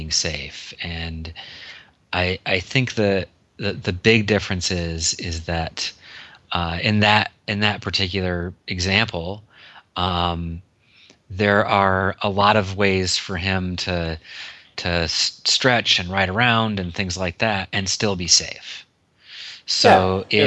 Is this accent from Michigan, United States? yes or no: yes; Detroit, Michigan, United States; I grew up in Detroit